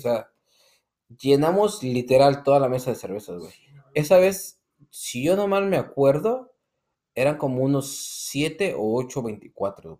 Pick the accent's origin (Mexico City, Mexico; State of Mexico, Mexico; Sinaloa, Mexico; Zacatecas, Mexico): Mexico City, Mexico; nosotros tres somos del DF